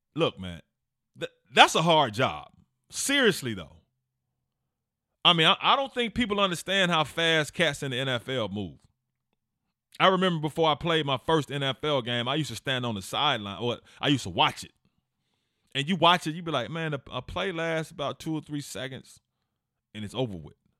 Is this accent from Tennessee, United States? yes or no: yes; Memphis, Tennessee, United States; I'm from Memphis